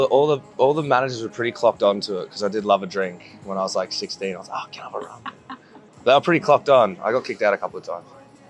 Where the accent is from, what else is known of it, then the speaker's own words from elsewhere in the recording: central Queensland, Australia; now in London, United Kingdom; I'm a busker from Australia, central Queensland. I'm from the desert. Not so much the desert, but more of drought-stricken wasteland.